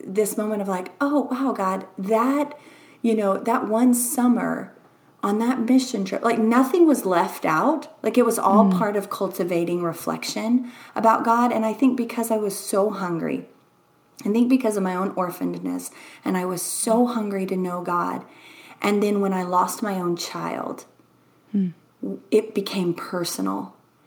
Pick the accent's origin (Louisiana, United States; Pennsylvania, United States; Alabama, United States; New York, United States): Louisiana, United States; moved away; also born or lived in Texas; I'm from Louisiana